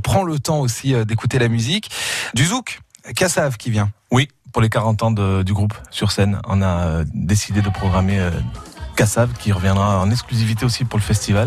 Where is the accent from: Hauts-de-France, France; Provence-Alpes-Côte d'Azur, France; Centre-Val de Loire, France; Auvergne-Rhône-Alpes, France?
Provence-Alpes-Côte d'Azur, France; Nice; je suis niçois